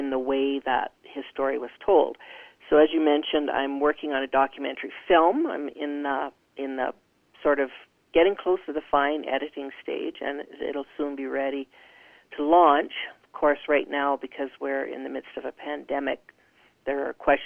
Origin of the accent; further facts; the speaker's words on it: Calgary, Alberta, Canada; we grew up in Calgary